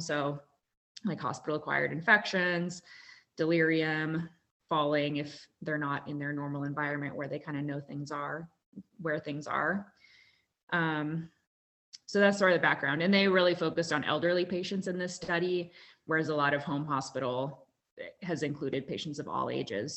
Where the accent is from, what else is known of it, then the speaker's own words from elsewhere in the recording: Kansas, United States; moved away as an adult; also born or lived in Durham, North Carolina / Omaha, Nebraska; now in Utah, United States; I grew up in Kansas